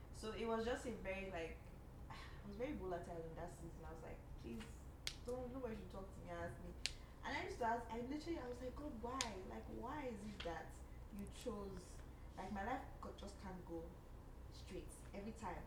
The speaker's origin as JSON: {"language": "English", "country": "Nigeria", "moved": "yes", "lives_now": "Canada", "said": "being a Nigerian in Canada"}